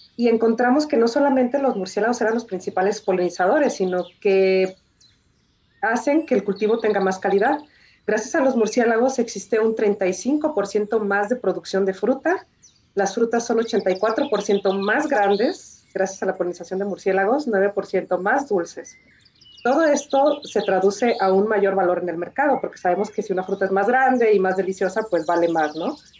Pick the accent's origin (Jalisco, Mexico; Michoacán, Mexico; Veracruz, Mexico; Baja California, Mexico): Jalisco, Mexico; yo soy jalisciense